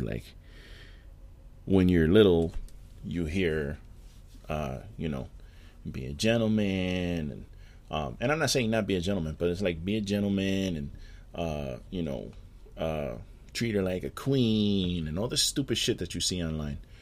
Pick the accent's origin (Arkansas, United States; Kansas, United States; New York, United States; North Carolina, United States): New York, United States; New York City; moved away; my city and my hometown